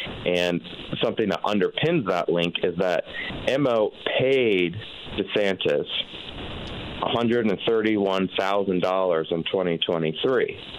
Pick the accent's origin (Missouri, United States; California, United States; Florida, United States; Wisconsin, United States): Florida, United States; moved away; I'm originally from Florida